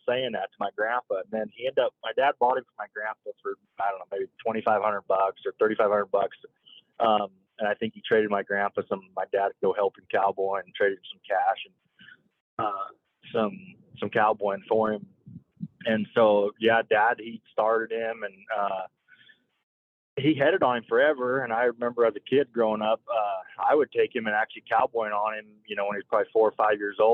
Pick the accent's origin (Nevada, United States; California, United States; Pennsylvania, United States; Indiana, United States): Nevada, United States; Elko; I grew up in Elko, Nevada